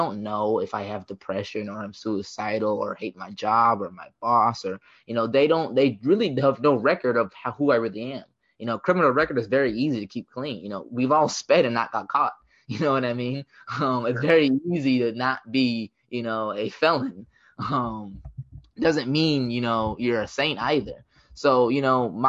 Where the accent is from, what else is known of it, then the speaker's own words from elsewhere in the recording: United States; as an American